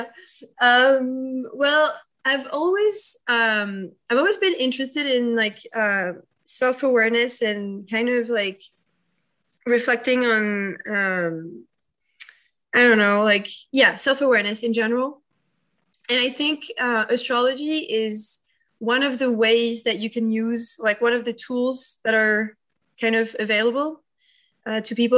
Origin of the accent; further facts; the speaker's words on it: Paris, Île-de-France, France; I'm French. I'm from Paris. I'm a true Parisian, and I still live there